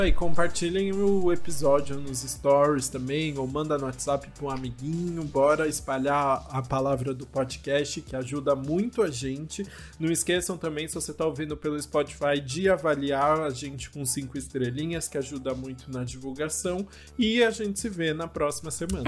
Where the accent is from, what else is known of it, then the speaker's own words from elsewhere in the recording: São Paulo, Brazil; eu sou da ZL, minha, minha avó, minha, meus avós sempre moraram ali pertinho da Vila Formosa